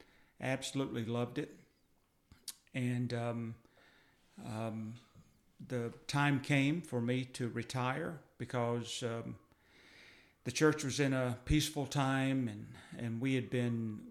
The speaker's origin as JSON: {"language": "English", "region": "Georgia", "country": "United States", "tie": "born or raised there", "also_born_or_lived": "Jackson, Mississippi", "moved": "as an adult", "lives_now": "Mississippi, United States", "said": "Grew up in Georgia, but came to Mississippi to go to college. My wife and I are both from Georgia"}